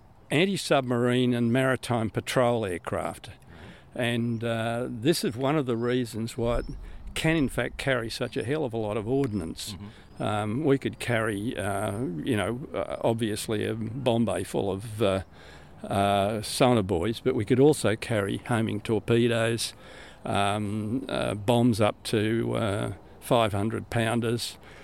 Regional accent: Griffith, New South Wales, Australia; moved away; also born or lived in Victoria; I was born and raised in Griffith, in central New South Wales

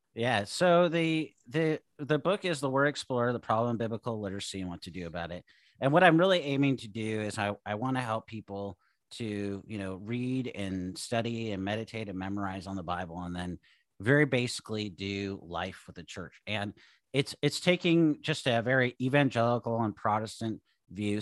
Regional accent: Seattle, Washington, United States; moved away as an adult; also born or lived in Idaho / California / Oregon; now in Southern Oregon, United States; I grew up in Seattle

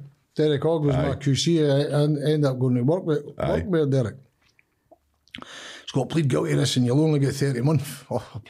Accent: Leith, Scotland, United Kingdom; I grew up in Leaf for Easter Road

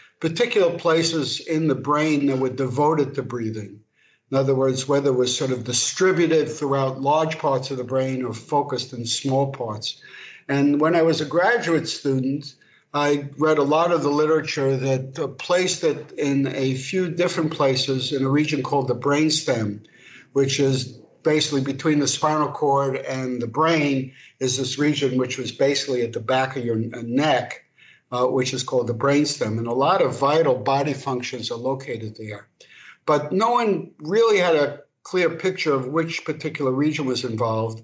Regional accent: New York City, New York, United States; moved away as an adult; also born or lived in Paris; now in Los Angeles, United States; So I'm proud to say I'm from Brooklyn

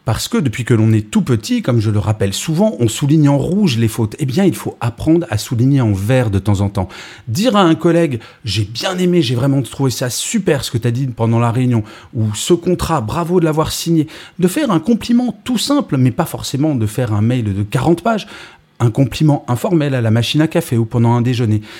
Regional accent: France; Je suis français

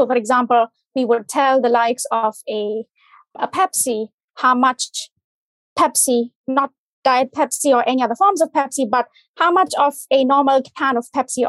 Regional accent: India; English is a second language; From India.

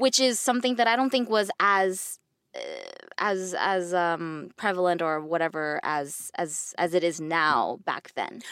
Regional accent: United States; growing up Asian in America

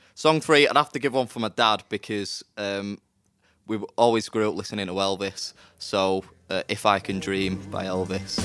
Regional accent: Manchester, North West England, United Kingdom; I'm from Manchester

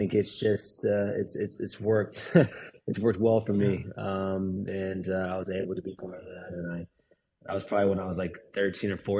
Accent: Dallas, Texas, United States; growing up in Dallas, I went to the Dallas Burn games

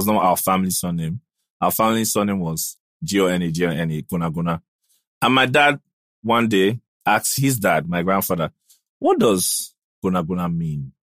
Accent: the East, eastern Nigeria, Nigeria; also born or lived in Adamawa State / Aba / Port Harcourt; But I grew up in the East, so I speak Igbo.

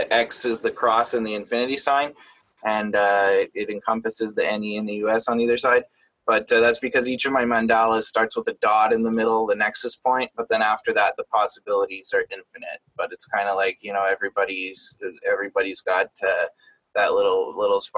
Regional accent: Canada; I'm Canadian, so I'm not in the States

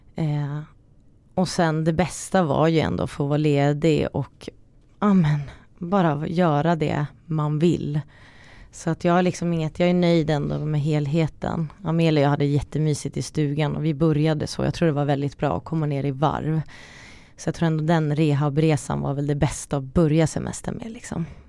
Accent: Finland; jag är också finsk

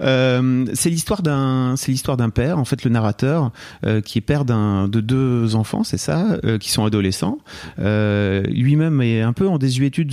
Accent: Lille, Hauts-de-France, France; born or raised there

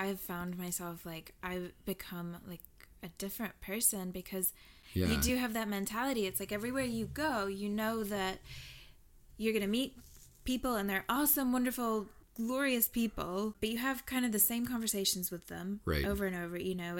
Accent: Southern United States, United States; also born or lived in Wales; I'm from the South, y'all.

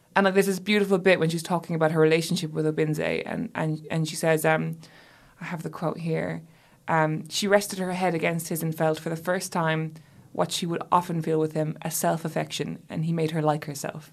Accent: Ireland; moved away; I had been away from my home country for so long

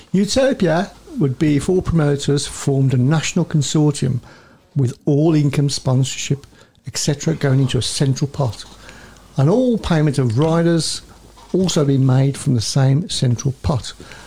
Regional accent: Poland; English is a second language; moved away as an adult; now in England, United Kingdom; Hi, I'm from Poland, but for the last 17 years, I've been living in England.

